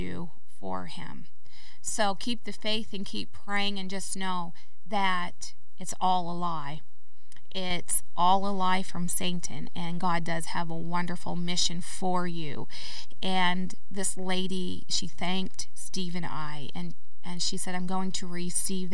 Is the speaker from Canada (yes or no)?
yes; Canada; moved away as an adult; now in United States; I'm Canadian.